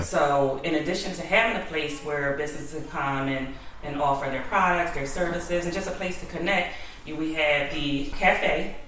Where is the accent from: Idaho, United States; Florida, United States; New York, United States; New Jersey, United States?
New Jersey, United States; Glassboro; I'm um, originally from Glassboro, New Jersey.